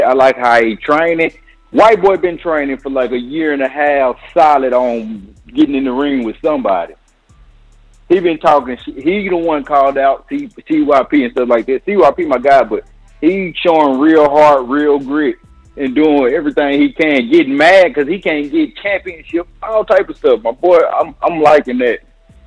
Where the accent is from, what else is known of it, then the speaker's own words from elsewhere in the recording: Alabama, United States; I'm from Alabama